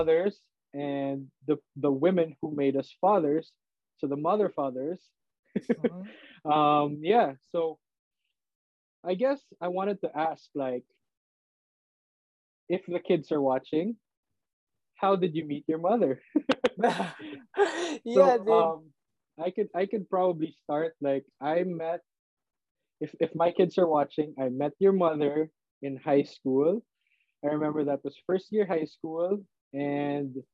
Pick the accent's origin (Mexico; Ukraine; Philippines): Philippines; now in San Francisco, United States; based in San Francisco. Grew up in Magallanes with these boys.